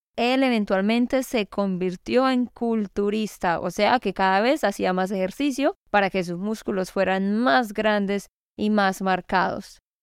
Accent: Santander, Colombia; de Santander, Colombia.

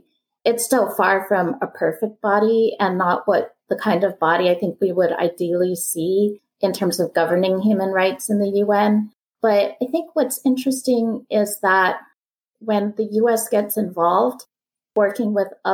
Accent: United States; as an American and a former diplomat

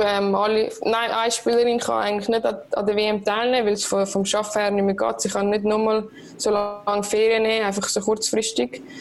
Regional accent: Switzerland; als Schweizerin

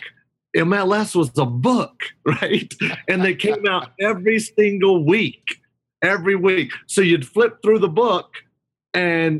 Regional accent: Hickory, North Carolina, United States; I'm from Hickory, North Carolina, high school graduate

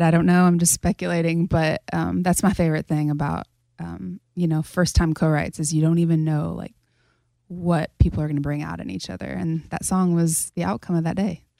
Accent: Kansas, United States; moved away as an adult; now in Nashville, United States; back in my hometown right now with a bunch of girls that I grew up

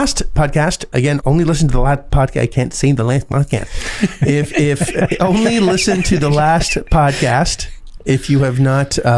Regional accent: Canada; I'm Canadian

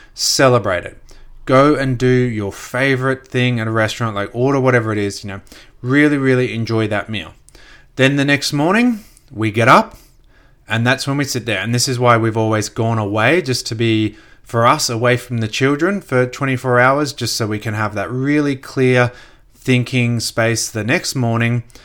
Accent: Gold Coast, Queensland, Australia; also born or lived in Brisbane; I grew up on the Gold Coast, just south of Brisbane

